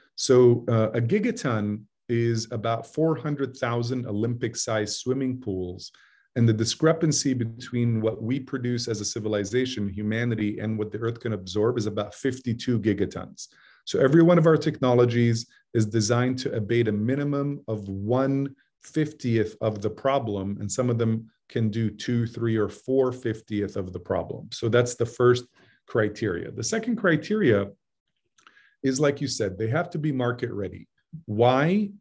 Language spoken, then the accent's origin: English; Jeddah, Makkah Province, Saudi Arabia; moved away; I grew up in Jeddah, which is on the Red Sea.